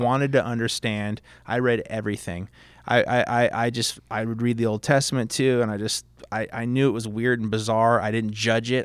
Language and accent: English; Fountain Valley, California, United States; also born or lived in Long Beach, California; I was born in Long Beach, but my parents bought their first home in Fountain Valley, so I was sort of a product of suburbs.